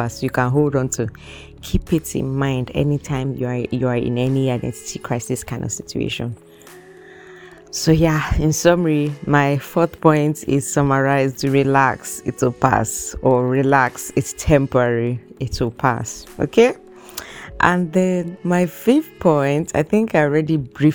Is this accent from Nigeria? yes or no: yes; Nigeria; moved away as an adult; now in Canada; I'm Nigerian